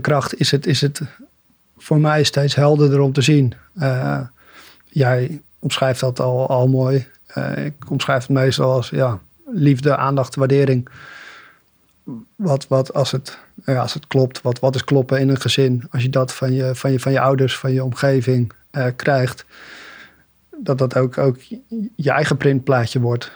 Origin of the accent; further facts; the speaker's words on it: Bollenstreek, South Holland, Netherlands; klein dorpje in de Bollenstreek opgegroeid